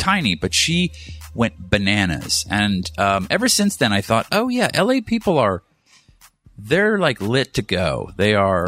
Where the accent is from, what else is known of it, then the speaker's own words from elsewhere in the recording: East Coast, United States; now in Los Angeles, United States; I'm from the East Coast